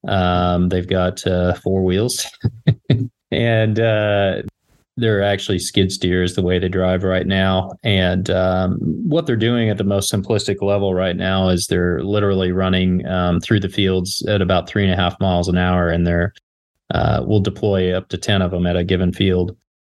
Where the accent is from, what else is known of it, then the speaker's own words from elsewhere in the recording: Kansas, United States; also born or lived in Los Angeles; I grew up in Kansas, farming on both sides of the family. Went to K-State, a couple degrees there, went